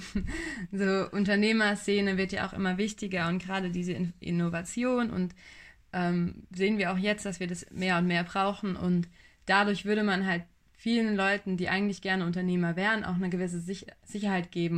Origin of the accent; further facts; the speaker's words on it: Buxtehude, Lower Saxony, Germany; bei uns in Buxtehude